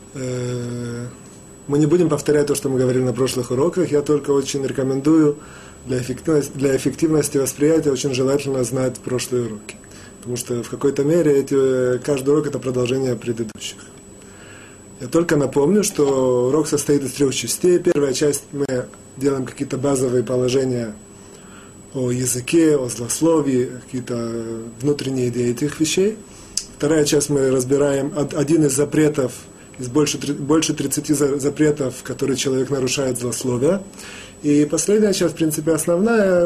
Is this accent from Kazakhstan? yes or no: no; Russia; moved away; мы, евреи, выходцы из России